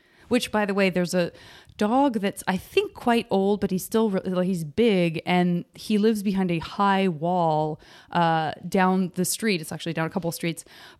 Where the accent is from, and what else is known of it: Arizona, United States